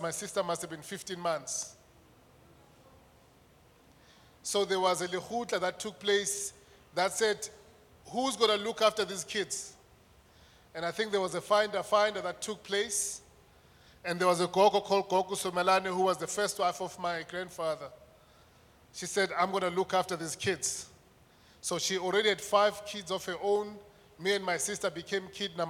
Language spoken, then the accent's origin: English; Mpumalanga, South Africa; also born or lived in Soweto, Gauteng (born at Baragwanath Hospital); Raised in the rural heart of Mpumalanga, my educational path began late.